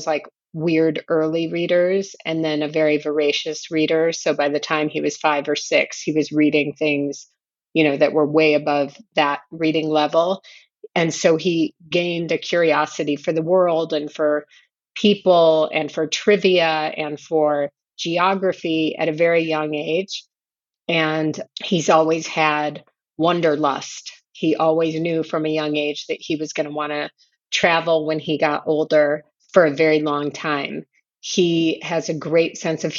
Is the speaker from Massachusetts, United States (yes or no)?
no; Chicago, Illinois, United States; moved away as an adult; also born or lived in Berkeley, California / Richmond, Virginia; now in Jerusalem; John, my husband, and I were both born and raised in Chicago